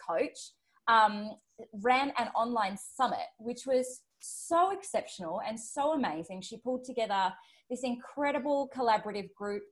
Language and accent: English; Australia; accent: Australian; my Australian accent